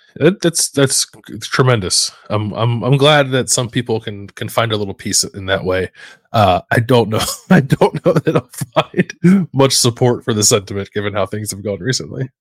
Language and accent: English; Philadelphia, Pennsylvania, United States; it's in my blood as a Philadelphian